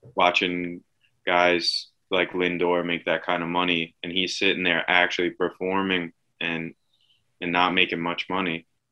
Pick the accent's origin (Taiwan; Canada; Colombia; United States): United States; Suffolk County, Long Island, New York; growing up in Suffolk County